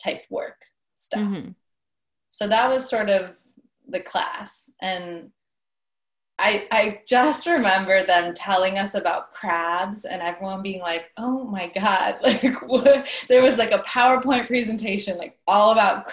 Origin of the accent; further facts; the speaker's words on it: Bay Area, California, United States; I'm from the Bay Area